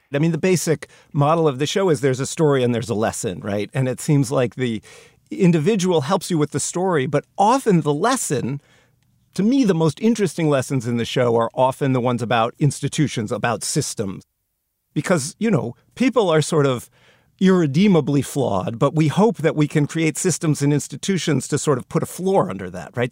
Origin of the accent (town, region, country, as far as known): United States